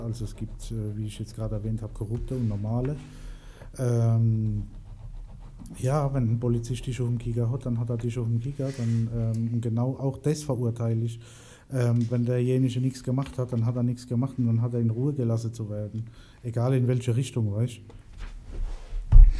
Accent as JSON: {"language": "German", "town": "Mannheim", "region": "Baden-Württemberg", "country": "Germany", "said": "bei uns in Mannheim"}